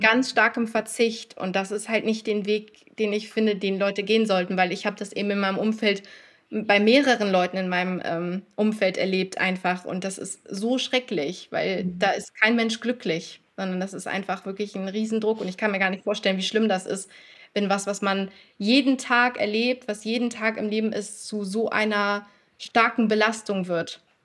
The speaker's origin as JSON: {"language": "German", "region": "North Rhine-Westphalia", "country": "Germany", "said": "ich komme aus NRW"}